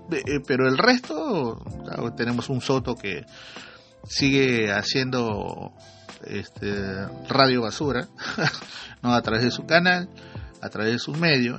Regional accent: Iquitos, Loreto, Peru; como hacen en mi tierra, ¿no? en Jiquitos

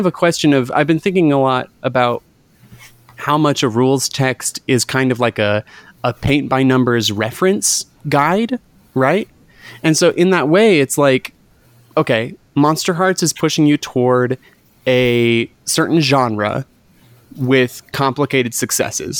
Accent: Utah, United States; I grew up in Utah

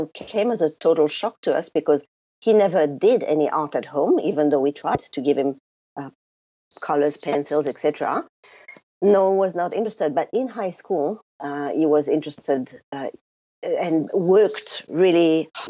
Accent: France; now in New Zealand; the first thing that people notice about me is my funny accent. So even though I live in New Zealand now, I was born in France

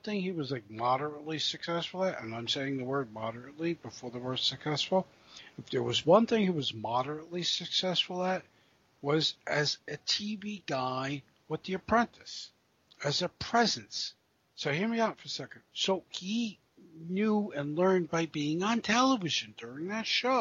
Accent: East Coast, United States; we are from here. We are from the East Coast

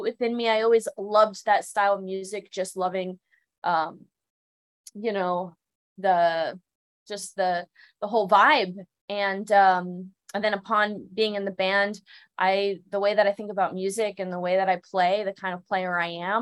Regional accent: West Palm Beach, Florida, United States; also born or lived in Miami; I grew up in South Florida, as like West Palm Beach.

